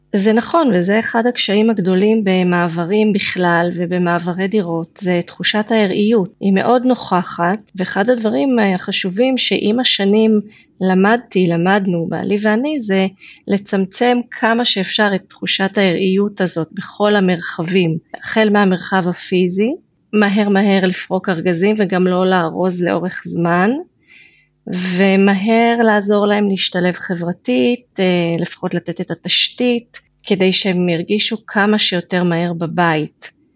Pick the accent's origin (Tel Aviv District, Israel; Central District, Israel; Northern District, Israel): Northern District, Israel; Beit She'arim; moved away as an adult; now in Kidron, Israel; אני גם גדלתי במושב קטן בעמק יזרעאל, מושב בית שערים